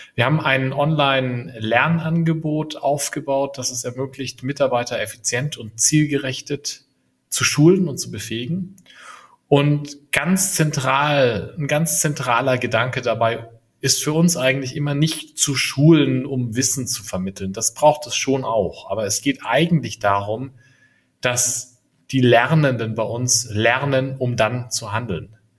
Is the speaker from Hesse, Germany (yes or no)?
no; Franconia, Bavaria, Germany; also born or lived in Berlin; now in near Munich, Germany; Ich bin gebürtiger Franke und lebe inzwischen mit meinen drei Kindern in der Nähe von München.